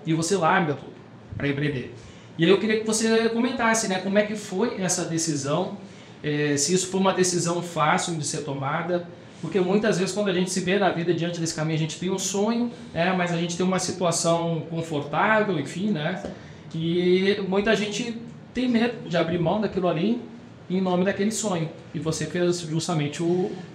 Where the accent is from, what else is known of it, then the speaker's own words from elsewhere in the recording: Rio Grande do Sul, Brazil; Eu sou gaúcho